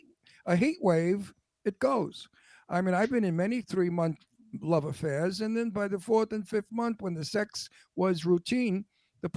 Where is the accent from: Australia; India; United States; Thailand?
United States; Brooklyn, New York; accent: Brooklyn; also born or lived in Pennsylvania; now in California, United States; I was born in Brooklyn, raised in Brooklyn